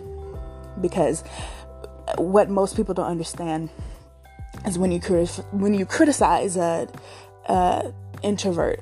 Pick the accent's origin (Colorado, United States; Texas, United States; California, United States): California, United States; Richmond; I'm from Richmond, California, born and raised